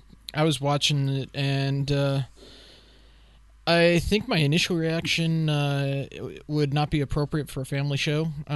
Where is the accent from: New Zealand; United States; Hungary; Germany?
Germany; when I was growing up in Germany.